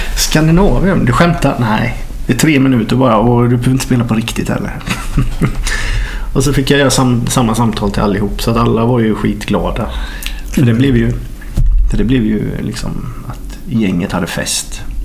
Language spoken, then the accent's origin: Swedish; Norrahammar, Jönköping County, Sweden; moved away; Jag är från Norra Hammar utanför Jönköping och det är ju litet.